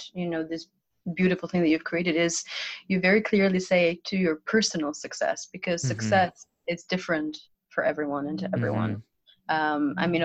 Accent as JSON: {"language": "English", "country": "Albania", "tie": "born or raised there", "also_born_or_lived": "Switzerland", "moved": "yes", "lives_now": "London, United Kingdom", "said": "I'm from Albania"}